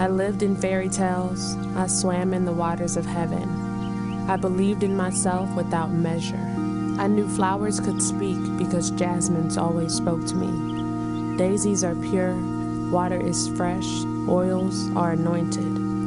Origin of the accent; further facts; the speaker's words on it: Chicago, Illinois, United States; I'm from Chicago, Illinois.